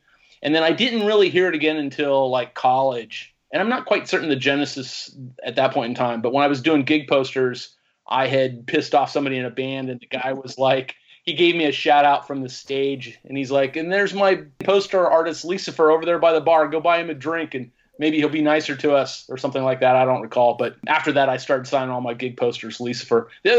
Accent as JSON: {"language": "English", "town": "Huntington Beach", "region": "California", "country": "United States", "tie": "born or raised there", "also_born_or_lived": "Canoga Park, California / Woodland Hills, California / Akron, Ohio", "moved": "yes", "said": "I was born in Canoga Park. My folks lived in Woodland Hills at the time before moving to Huntington Beach. And this would have been in the 70s. Actually, I was born in 67."}